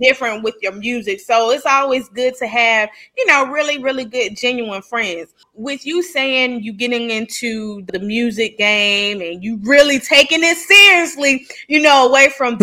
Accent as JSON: {"language": "English", "region": "the South", "country": "United States", "tie": "born or raised there", "said": "growing up in the South"}